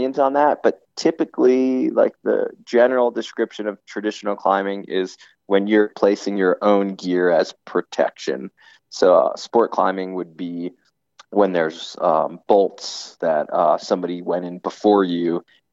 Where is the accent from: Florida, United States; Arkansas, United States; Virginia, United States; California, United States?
Florida, United States; Miami; I grew up in Florida